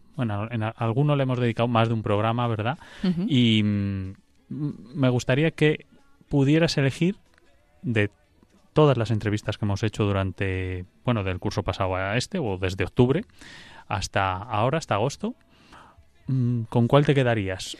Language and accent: Spanish; Madrid, Community of Madrid, Spain; also born or lived in Sierra de la Culebra, Zamora; yo soy madrileño